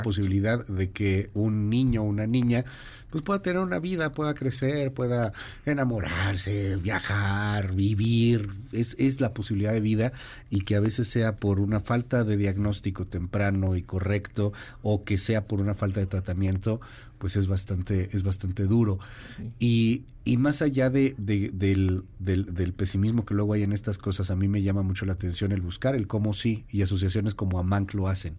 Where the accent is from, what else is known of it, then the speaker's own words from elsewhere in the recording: Mexico; Como mexicanos